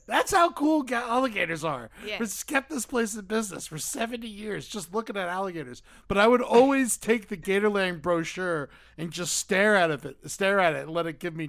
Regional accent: South Florida, United States; I grew up in South Florida, and we would drive up to Orlando

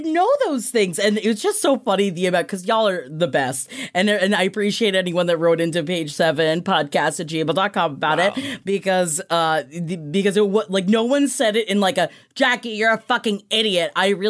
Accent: New York, United States; I grew up in New York. I had no idea.

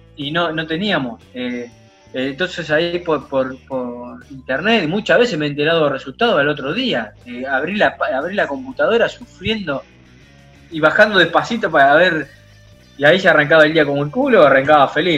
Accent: Rufino, Santa Fe, Argentina; yo soy de Rufino

